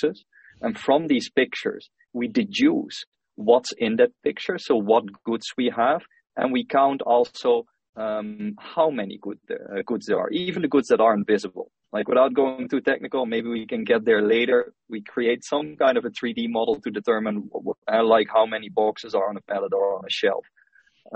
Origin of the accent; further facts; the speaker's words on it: Helden, Limburg, Netherlands; moved away as an adult; also born or lived in Rotterdam, Netherlands; now in Singapore; I'm originally from the Netherlands. I grew up in a small town called Helden.